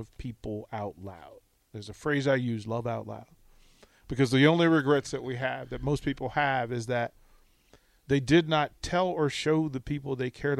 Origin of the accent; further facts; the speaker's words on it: Virginia, United States; also born or lived in Washington, D.C.; I was born and raised in Virginia, but I'm a D.C. kid